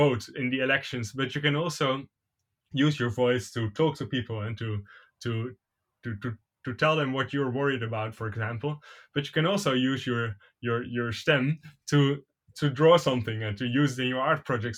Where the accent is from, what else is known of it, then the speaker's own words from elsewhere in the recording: Netherlands; also born or lived in Caen, France; I was born in France, in Caen, in Normandy. Mm-hmm. And then when I was only like about 1 year old, we moved to the Netherlands